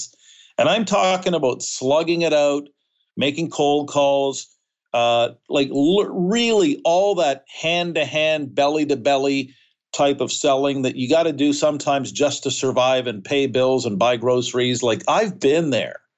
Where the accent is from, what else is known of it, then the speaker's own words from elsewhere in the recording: New Brunswick, Canada; I'm from New Brunswick, Canada. And I'm speaking to you today from Cincinnati